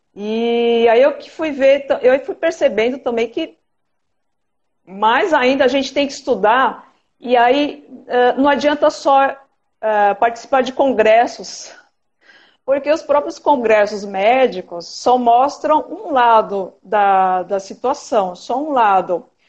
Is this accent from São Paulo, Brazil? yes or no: yes; São Paulo, Brazil; moved away as an adult; now in Cuiabá, Brazil; eu estou morando agora, agora em Cuiabá, Mato Grosso, mas eu sou de São Paulo